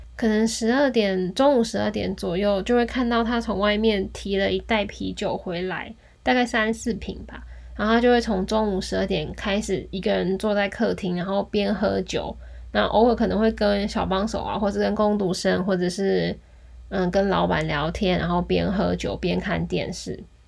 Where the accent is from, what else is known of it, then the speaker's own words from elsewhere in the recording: Taiwan; moved away as an adult; also born or lived in Kyoto, Japan; 我们是台湾来的啊，然后我们是来打工度假的